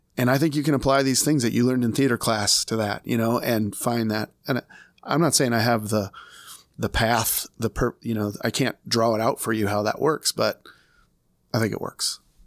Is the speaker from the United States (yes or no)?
yes; Des Moines, Iowa, United States; I'm from Des Moines, Iowa